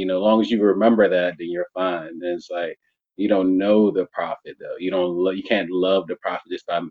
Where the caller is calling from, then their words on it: Virginia, United States; Virginia, United States.